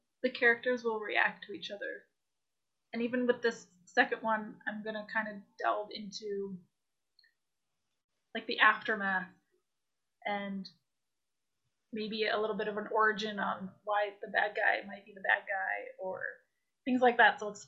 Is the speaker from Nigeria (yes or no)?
no; Toronto, Ontario, Canada; I grew up in Toronto area, Scarborough, Oshawa area